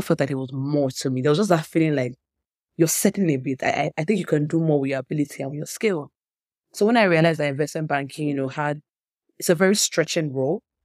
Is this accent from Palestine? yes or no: no; Nigeria; I grew up in Nigeria